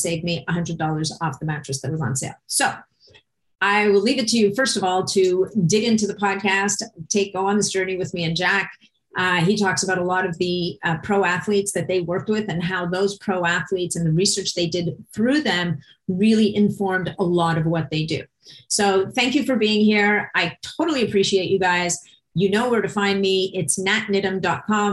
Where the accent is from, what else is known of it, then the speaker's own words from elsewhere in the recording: Montreal, Quebec, Canada; moved away; a fellow Montrealer, even though we're no longer both in Montreal